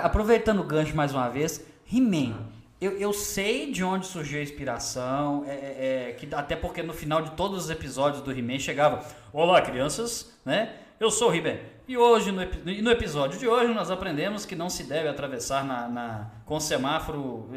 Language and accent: Portuguese; Belo Horizonte, Minas Gerais, Brazil; moved away as an adult; now in Sete Lagoas, Brazil; eu sou de Belo Horizonte e vim morar aqui em Sete Lagoas, já tem cinco anos.